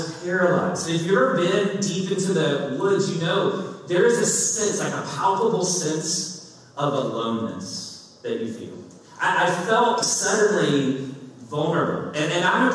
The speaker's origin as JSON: {"language": "English", "region": "Kentucky", "country": "United States", "tie": "born or raised there", "said": "I grew up in Kentucky."}